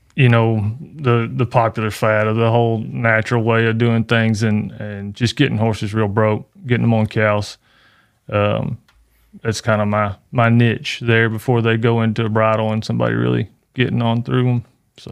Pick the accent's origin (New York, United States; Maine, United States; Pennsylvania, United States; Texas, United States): Texas, United States; Canton; right here in my hometown